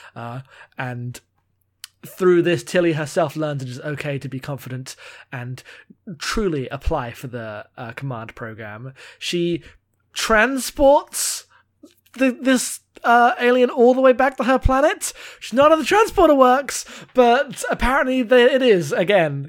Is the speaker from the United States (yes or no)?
no; United Kingdom; I'm British